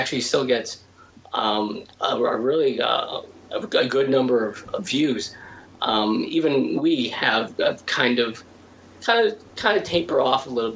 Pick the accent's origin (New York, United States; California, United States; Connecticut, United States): Connecticut, United States; I'm from Connecticut as well